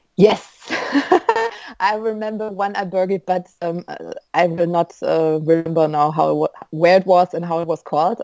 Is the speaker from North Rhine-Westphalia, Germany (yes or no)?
yes; Düsseldorf, North Rhine-Westphalia, Germany; Where are you from? I'm like, Dusseldorf